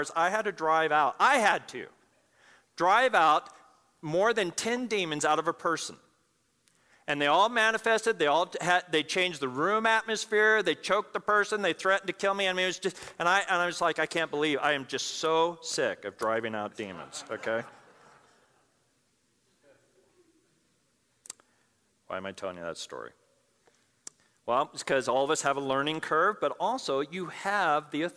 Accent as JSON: {"language": "English", "town": "Pueblo", "region": "Colorado", "country": "United States", "tie": "born or raised there", "said": "I grew up in Pueblo, Colorado"}